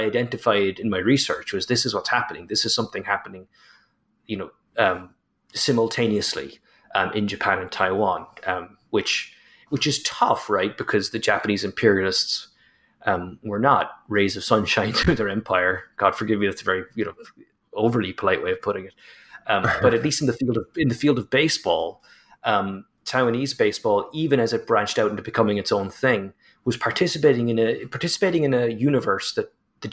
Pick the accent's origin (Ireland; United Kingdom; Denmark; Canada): Ireland; as an Irishman